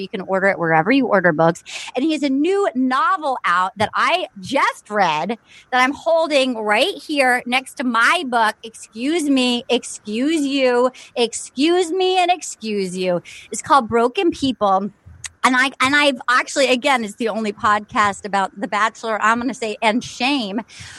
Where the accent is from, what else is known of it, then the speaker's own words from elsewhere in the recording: Little Compton, Rhode Island, United States; when Debbie Ryan came to my hometown of Little Compton, Rhode Island, which you can read all about in my upcoming memoir.